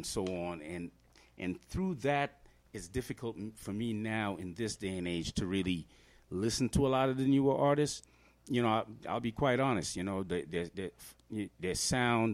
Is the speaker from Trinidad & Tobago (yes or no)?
yes; Trinidad & Tobago; now in Denver, United States; I grew up in Trinidad, and we don't talk like that.